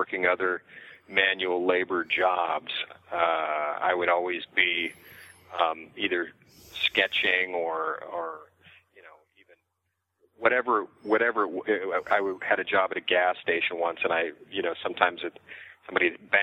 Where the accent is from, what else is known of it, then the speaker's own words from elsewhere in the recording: southeastern Washington State, United States; moved away; I grew up in southeastern Washington State, Pacific Northwest of the United States